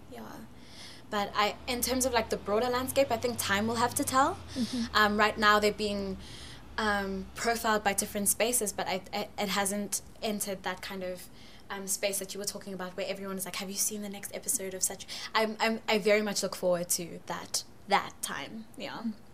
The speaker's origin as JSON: {"language": "English", "town": "Johannesburg", "region": "Gauteng", "country": "South Africa", "said": "I'm from Johannesburg, South Africa"}